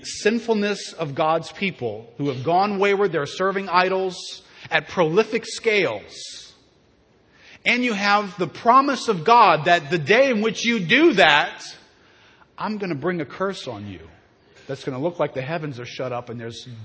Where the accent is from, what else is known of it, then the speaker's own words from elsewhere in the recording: Southeast Louisiana, United States; I'm from Southeast Louisiana